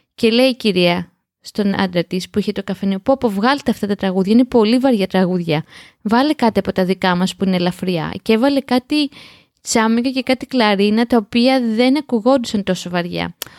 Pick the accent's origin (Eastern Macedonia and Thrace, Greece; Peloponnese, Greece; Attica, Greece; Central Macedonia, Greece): Attica, Greece; Piraeus; γεννήθηκα και μεγάλωσα στον Πειραιά